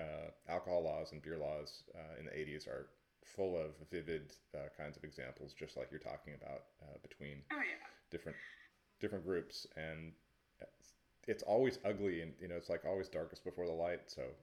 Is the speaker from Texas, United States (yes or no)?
no; Oregon, United States; I'm from Oregon